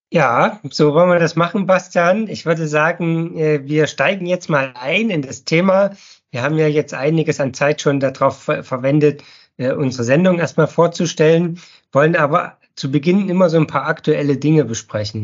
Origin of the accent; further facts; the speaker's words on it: Pfiffelbach, Thuringia, Germany; now in Ettersburg, Germany; aufgewachsen bin ich in Pfiffelbach